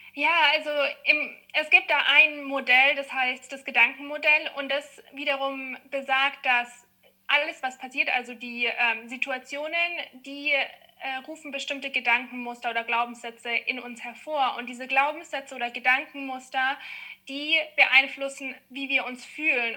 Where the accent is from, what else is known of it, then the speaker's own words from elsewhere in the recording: Munich, Bavaria, Germany; ich komme aus München